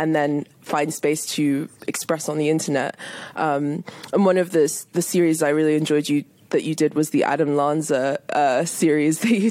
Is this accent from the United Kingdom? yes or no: yes; United Kingdom; here in the UK, at least when I was growing up